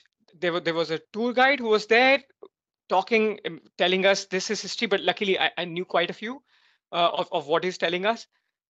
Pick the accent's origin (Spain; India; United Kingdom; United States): India; moved away as an adult; also born or lived in Europe; I was in India, then I recently moved here in the Europe. And now I much appreciate that I was born in India.